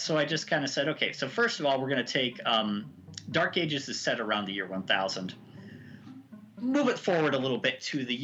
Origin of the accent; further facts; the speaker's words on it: Kentucky, United States; I grew up in Kentucky